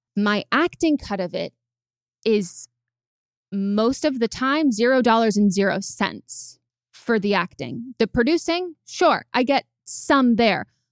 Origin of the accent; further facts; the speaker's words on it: California, United States; growing up in California